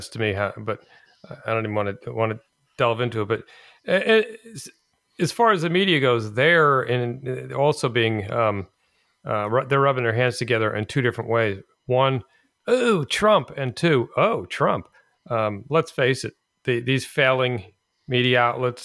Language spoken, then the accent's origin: English; United States; as an American that's voted since Richard Nixon